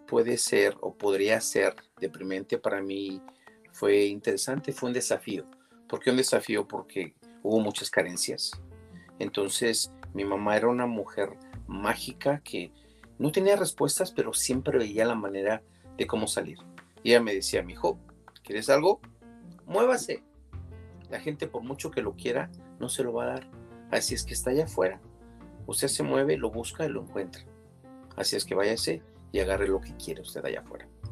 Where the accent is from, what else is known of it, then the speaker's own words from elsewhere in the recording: Mexico City, Mexico; now in California, United States; Vengo de la Ciudad de México